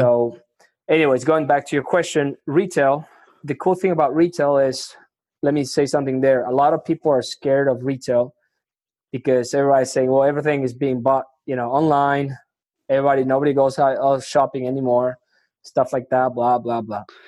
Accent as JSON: {"language": "English", "country": "Argentina", "first_language": "Spanish", "second_language": "English", "moved": "yes", "lives_now": "Houston, United States", "said": "I'm originally from Argentina. I speak, you know, Spanish is my first language."}